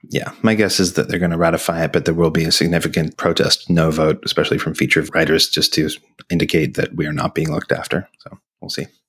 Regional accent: Australia; moved away; my home country

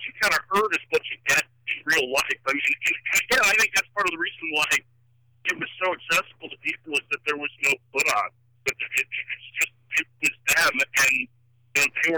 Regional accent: Chicago, Illinois, United States; I'm from Chicago

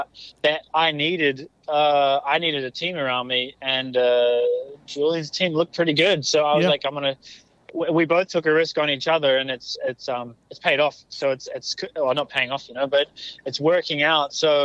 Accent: New Zealand; moved away; I came to America from New Zealand as well with quite big goals and dreams and all that stuff.

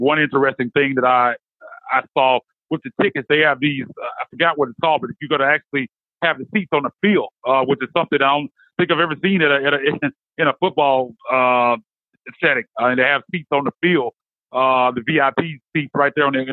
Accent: Memphis, Tennessee, United States; also born or lived in San Francisco; Basically a lifelong Memphian. I was born in San Francisco, actually, but I've been in Memphis pretty much all my life

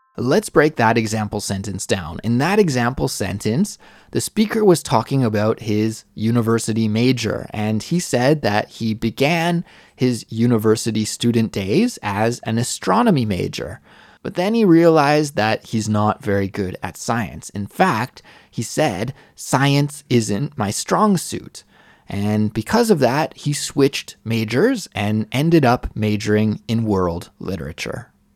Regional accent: Western Canada, Canada; moved away as an adult; also born or lived in Mississauga, Ontario; now in South Korea; I only lived in Mississauga for a few years before my family moved to Western Canada

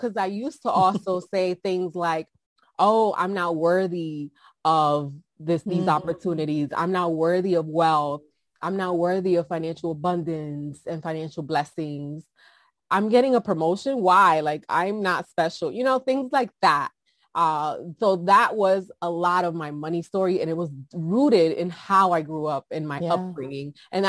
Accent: New York City, New York, United States; So like I said, I'm originally from New York City. My parents came to the U.S. before I was born. So in the 80s, early 80s.

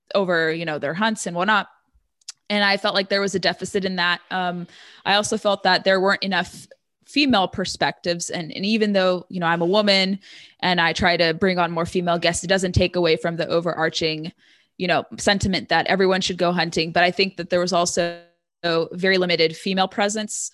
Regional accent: Orange County, Southern California, United States; moved away as an adult; also born or lived in San Diego; now in Northern Virginia, United States; I'm originally from Southern California in what they call Reagan country, Orange County, born and raised there

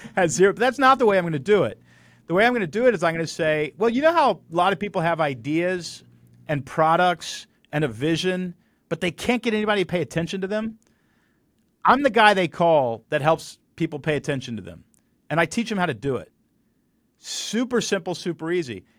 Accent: Texas, United States; I grew up in Texas

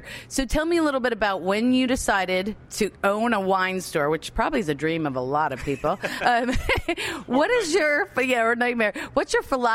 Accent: Easton, Maryland, United States; here at Hair of the Dog Wine and Spirits in Easton, Maryland, right here in my hometown

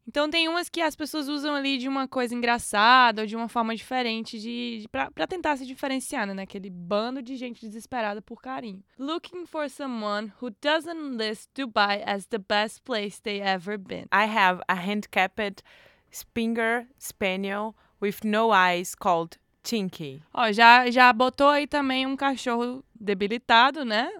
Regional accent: Ceará, Brazil; now in Portugal; você vem do Ceará que é onde tem lá na descrição de onde eu venho

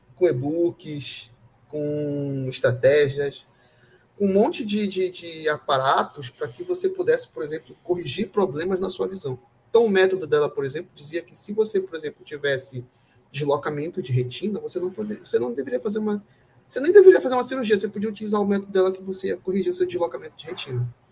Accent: Brazil; todos nós somos brasileiros

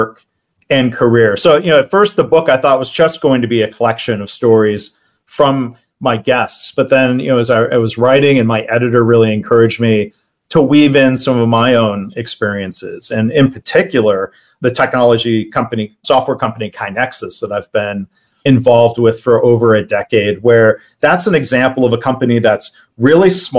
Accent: Detroit suburbs, Michigan, United States; also born or lived in Ohio; I grew up in the Midwest, born in Ohio, but really raised in the Detroit suburbs

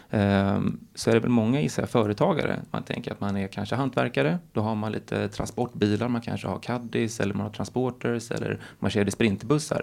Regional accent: Stockholm, Stockholm County, Sweden; moved away; also born or lived in Gothenburg; Jag är född i Stockholm. Jag bodde bara femton korta år i Göteborg

